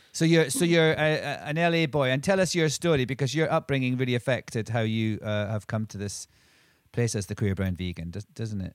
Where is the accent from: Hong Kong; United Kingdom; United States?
United Kingdom; Scotland; I'm from Scotland